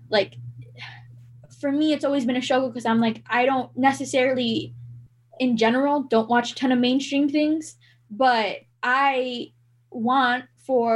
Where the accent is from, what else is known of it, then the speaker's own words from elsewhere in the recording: Southern California, United States; I grew up in the suburbs and I'm from Southern California.